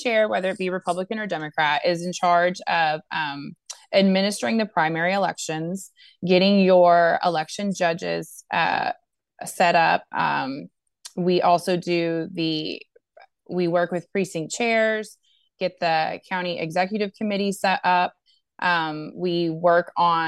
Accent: Brownsville, Texas, United States; I was born and raised in Brownsville.

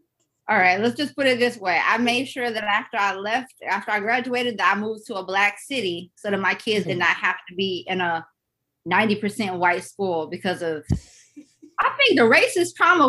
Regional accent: St. Louis, Missouri, United States; I grew up in St. Louis, Missouri

